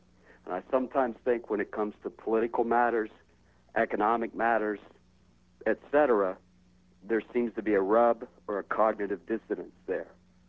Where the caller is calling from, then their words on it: Charleston, West Virginia, United States; I'm calling from Charleston, West Virginia.